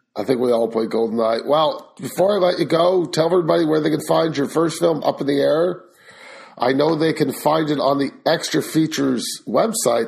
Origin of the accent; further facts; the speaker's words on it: Canada; I am Canadian